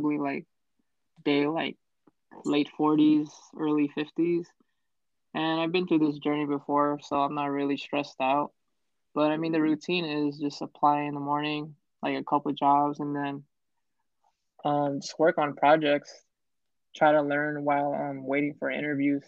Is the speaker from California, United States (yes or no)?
yes; Bay Area, California, United States; I grew up in the Bay Area